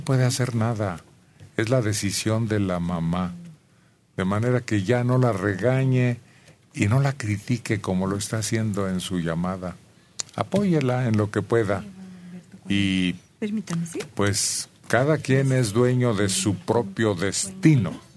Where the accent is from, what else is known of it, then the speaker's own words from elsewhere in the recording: Celaya, Guanajuato, Mexico; moved away; toda mi vida infantil la pasé en Celaya, Guanajuato